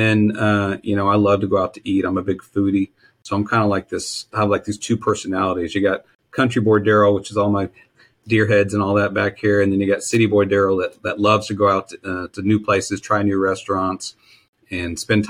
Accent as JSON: {"language": "English", "region": "Texas", "country": "United States", "tie": "born or raised there", "said": "I grew up in Texas"}